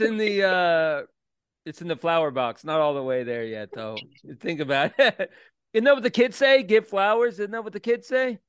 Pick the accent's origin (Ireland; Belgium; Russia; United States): United States; Orlando, Florida; now in Richmond, United States; when I moved to Richmond. I'm from Orlando, like small town.